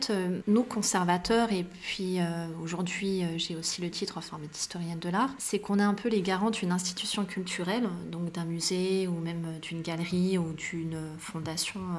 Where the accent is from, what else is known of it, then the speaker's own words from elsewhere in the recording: Meknès, Fès-Meknès, Morocco; born there; Je suis née au Maroc, loin d'ici, euh, en tout cas du moins loin de Paris, mais à Meknès, qui est l'une des quatre villes impériales du royaume chérifien marocain.